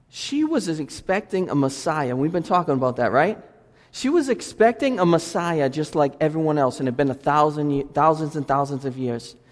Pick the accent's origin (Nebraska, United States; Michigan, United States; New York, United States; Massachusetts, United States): Massachusetts, United States; Lynn; also born or lived in Boston; I'm from Lynn